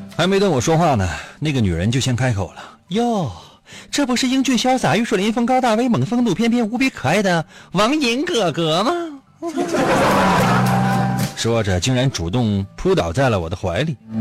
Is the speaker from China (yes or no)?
yes; Northeast China, China; 在我们东北现在还零下呢